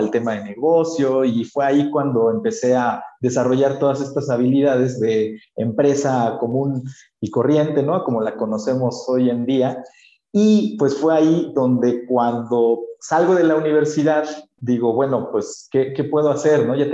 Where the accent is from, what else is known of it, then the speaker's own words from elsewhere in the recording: Mixteca, Mexico; aquí en México tenemos una cultura muy bonita del chocolate. Y en mi pueblo específicamente, porque yo vivo en una comunidad muy chiquitita, somos a lo mucho 12 mil personas en una de las regiones más vulnerables de México